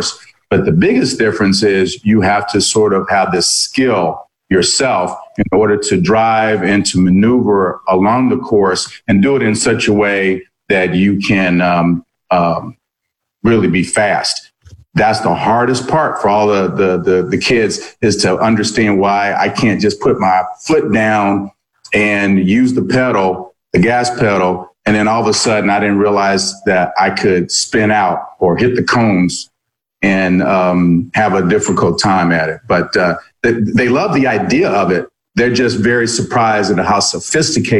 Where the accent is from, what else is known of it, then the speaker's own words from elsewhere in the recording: Indianapolis, Indiana, United States; also born or lived in East Coast; I grew up here in Indianapolis. I'm not originally from Indy. I'm an East Coast kid, but I came to Indy as a teenager, early teens.